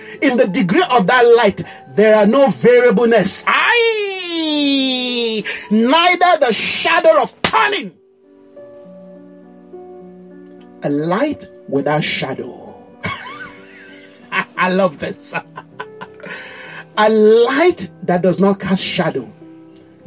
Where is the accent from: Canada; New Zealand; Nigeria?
Nigeria; the pride of who you are as a Nigerian. You know, my people are very proud